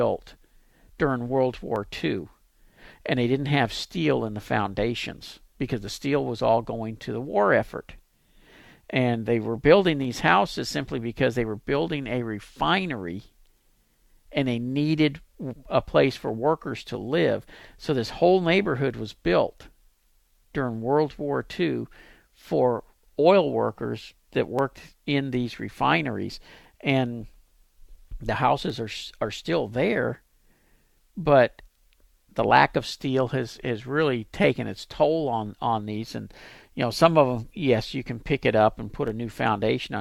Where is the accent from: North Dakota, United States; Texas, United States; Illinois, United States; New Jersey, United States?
Texas, United States; Pasadena; moved away as an adult; now in Dallas, United States; I live in Dallas, but I grew up here in Pasadena.